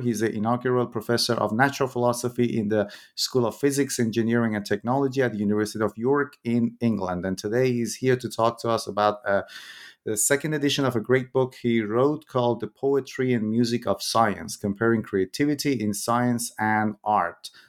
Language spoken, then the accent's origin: English; Iran; moved away; when I was in high school, I'm originally from Iran.